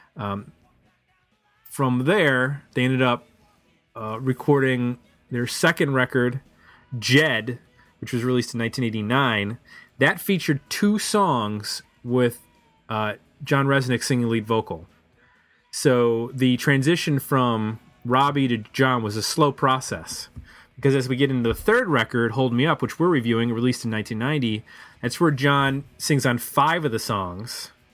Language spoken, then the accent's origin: English; Buffalo, New York, United States; moved away; I'm from Buffalo